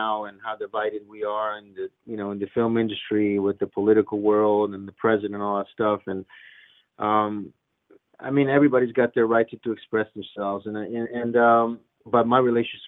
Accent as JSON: {"language": "English", "town": "Rome", "region": "Lazio", "country": "Italy", "tie": "born or raised there", "moved": "yes", "lives_now": "United States", "said": "from a kid, you know, growing up in Rome, Italy, and looking up to America"}